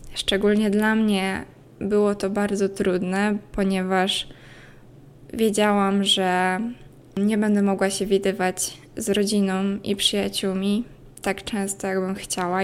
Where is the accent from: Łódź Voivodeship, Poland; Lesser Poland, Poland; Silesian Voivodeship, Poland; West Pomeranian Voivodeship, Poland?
Łódź Voivodeship, Poland; Łódź; Pochodzę z Łodzi, gdzie mieszkałam całe swoje dotychczasowe